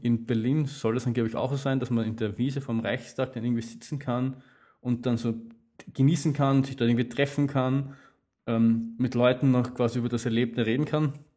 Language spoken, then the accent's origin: German; Austria; als Österreicher, der viel Wien-Marathon gelaufen ist